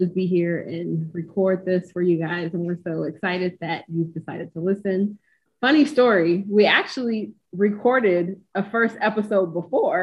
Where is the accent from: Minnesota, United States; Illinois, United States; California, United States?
California, United States; Pomona; now in Inland Empire, United States; I am from Pomona. Shout out to P-Town stand up. Currently residing in the Inland Empire